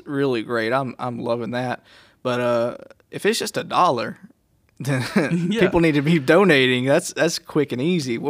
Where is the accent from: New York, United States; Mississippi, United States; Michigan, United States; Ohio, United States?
Mississippi, United States; I'm from Mississippi